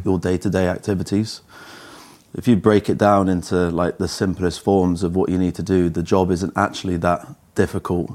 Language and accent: English; Cheltenham, South West England, United Kingdom; I grew up in Cheltenham